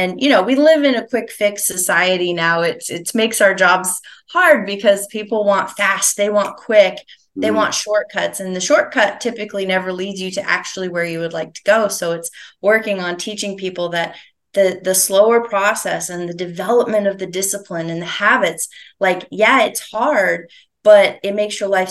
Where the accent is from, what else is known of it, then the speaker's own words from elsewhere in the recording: St. Johnsbury, Vermont, United States; moved away; I grew up in Vermont, like way northeastern Vermont, a little town called St. Johnsbury.